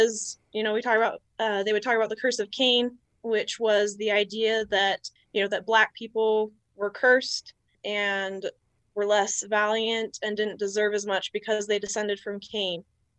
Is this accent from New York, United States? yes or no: no; West Jordan, Utah, United States; I'm from West Jordan